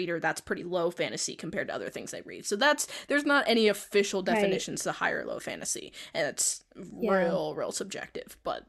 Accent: United States; We are American.

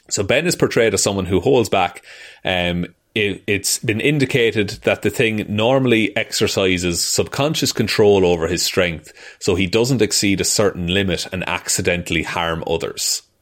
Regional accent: Ireland; As two Irish men

